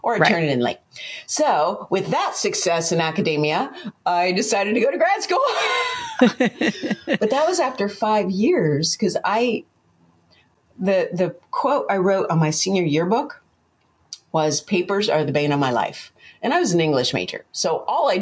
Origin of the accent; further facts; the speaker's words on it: Pennsylvania, United States; moved away; also born or lived in Michigan; I grew up in Pennsylvania, and then my parents divorced and I moved to Michigan with my mom